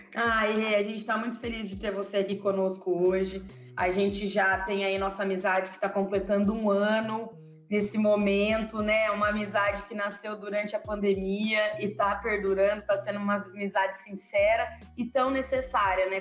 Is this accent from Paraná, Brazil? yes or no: yes; Sertanópolis, Paraná, Brazil; moved away; de Sertanópolis, né? Que é a cidade de, onde eu cresci